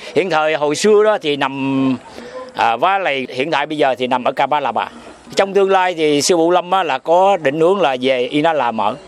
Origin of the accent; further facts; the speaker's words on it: Vietnam; now in Queensland, Australia; mình là cũng là người Việt Nam, mình xuất phát từ Việt Nam